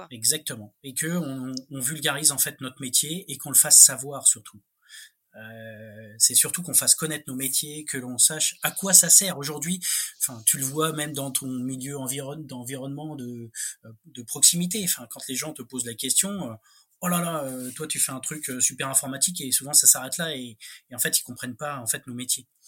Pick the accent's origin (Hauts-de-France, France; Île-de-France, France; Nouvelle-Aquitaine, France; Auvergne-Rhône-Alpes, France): Île-de-France, France; Paris; J'ai rien contre les Parisiens, hein, j'en suis